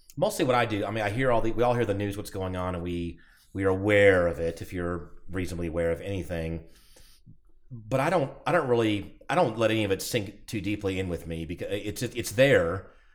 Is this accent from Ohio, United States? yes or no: no; Atlanta, Georgia, United States; moved away; I'm from Atlanta area